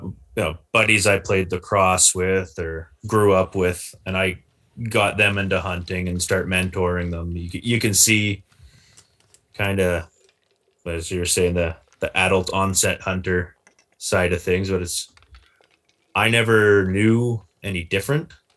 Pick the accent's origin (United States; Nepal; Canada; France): Canada; Maple Ridge, British Columbia; born and raised in the Lower Mainland, Maple Ridge